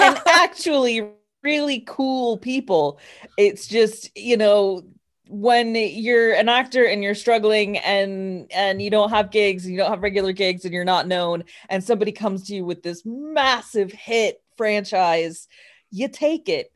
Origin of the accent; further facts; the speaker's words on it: New Mexico, United States; I'm from New Mexico